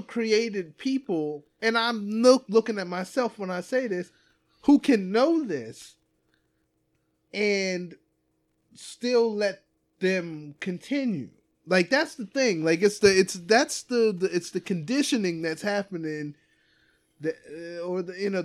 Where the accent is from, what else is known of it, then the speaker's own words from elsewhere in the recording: United States; Here I am as an American